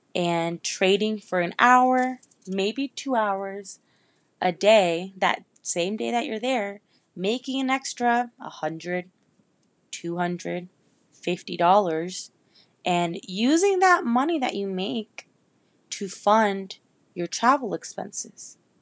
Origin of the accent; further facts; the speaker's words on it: Northern Virginia, United States; moved away as an adult; also born or lived in Miami, Florida; now in Orlando, United States; I'm originally from Northern Virginia, Nova, right outside of D C, like fifteen, twenty minutes away. And I lived there my whole life